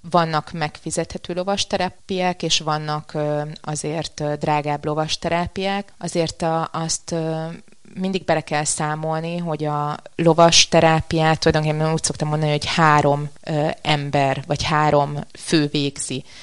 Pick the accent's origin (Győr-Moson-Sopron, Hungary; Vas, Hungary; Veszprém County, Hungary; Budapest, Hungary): Budapest, Hungary; also born or lived in Hungarian countryside; Budapesten születtem, Budapesten nőttem fel, viszont a, a gyerekkorom jelentős részét vidéken töltöttem